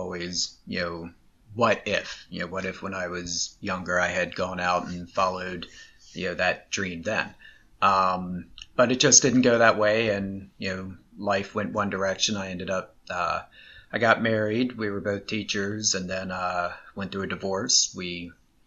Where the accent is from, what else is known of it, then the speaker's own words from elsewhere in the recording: East Coast, United States; moved away as an adult; now in Los Angeles, United States; I grew up on the East Coast